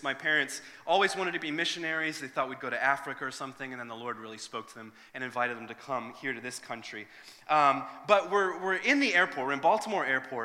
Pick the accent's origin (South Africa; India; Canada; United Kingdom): United Kingdom; Northern Ireland; moved away; originally I'm from Northern Ireland